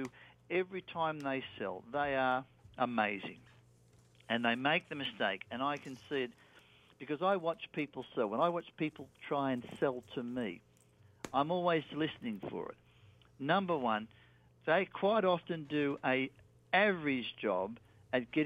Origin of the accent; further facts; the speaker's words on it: Australia; accent: Australian; my Australian accent